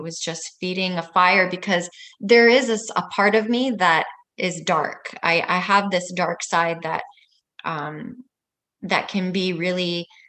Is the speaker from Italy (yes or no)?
yes; Italy; born there; also born or lived in Vancouver, Canada; So I was born in Italy, and then we lived in Vancouver, and then we went back to Italy, and we just traveled all the time.